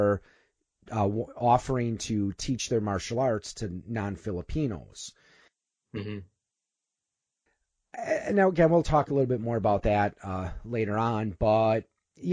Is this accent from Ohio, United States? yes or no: no; Milwaukee area, Waukesha County, Wisconsin, United States; I grew up in the Milwaukee area, actually Waukesha County.